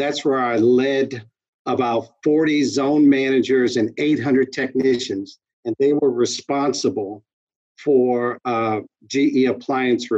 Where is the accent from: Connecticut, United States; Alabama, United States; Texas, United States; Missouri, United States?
Missouri, United States; St. Louis; moved away as an adult; also born or lived in Cincinnati; we lived in St. Louis and Kansas City, which were my hometown and her hometown